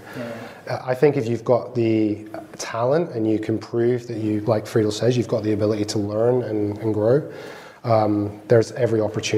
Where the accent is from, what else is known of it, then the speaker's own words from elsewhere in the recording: Dundee, Scotland, United Kingdom; I came from Dundee originally.